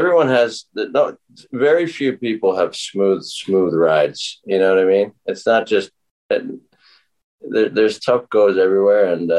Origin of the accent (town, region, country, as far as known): Edmonton, Alberta, Canada; born or raised there